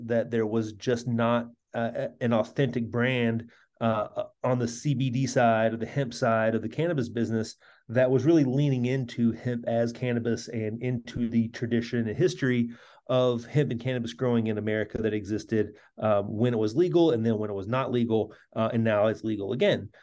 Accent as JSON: {"language": "English", "region": "central Kentucky", "country": "United States", "tie": "born or raised there", "moved": "as an adult", "said": "my hometown in central Kentucky"}